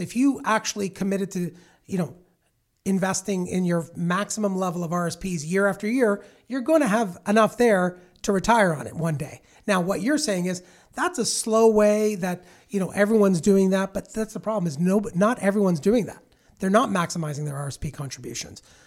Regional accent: Milton, Ontario, Canada; I grew up in Milton back in the seventies

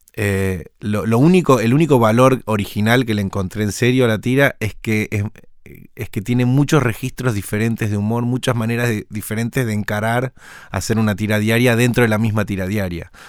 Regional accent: Argentina; como somos los argentinos

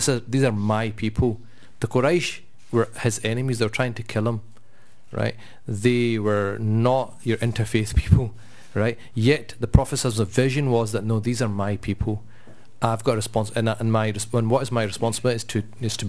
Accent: Scotland, United Kingdom; we're quite proud that we're Scottish and we kind of live in this place

